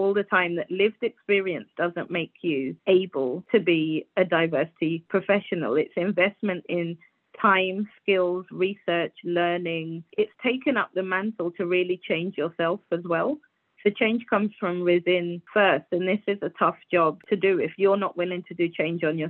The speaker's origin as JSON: {"language": "English", "country": "Guyana", "tie": "born or raised there", "moved": "yes", "said": "I was born in Guyana, so that's a country of America. And it's a super patriarchal society"}